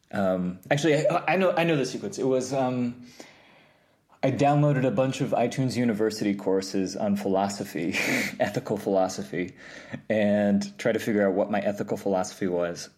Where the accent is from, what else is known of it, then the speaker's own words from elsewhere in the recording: New York, United States; I grew up in New York, um, upstate. Well, w-, w-, well, technically upstate. I, like, an hour above the city